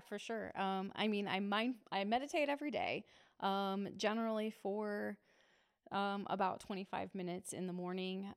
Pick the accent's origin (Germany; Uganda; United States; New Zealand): United States; Muncie, Indiana; I grew up in Muncie, and I went to Ball State, so I was a townie at the time.